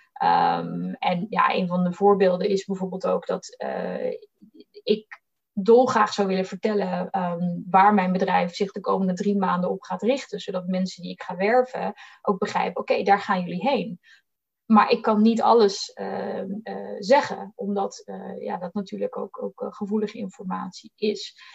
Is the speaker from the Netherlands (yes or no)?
yes; Bollenstreek, South Holland, Netherlands; moved away as an adult; now in Amsterdam, Netherlands; ik kom uit de Boddenstreek. heel erg Hollands opgegroeid tussen de tulpenvelden